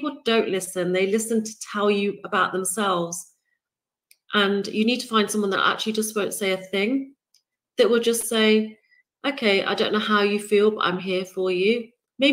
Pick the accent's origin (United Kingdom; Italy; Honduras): United Kingdom; I'm born and raised in the United Kingdom, if my accent hasn't given it away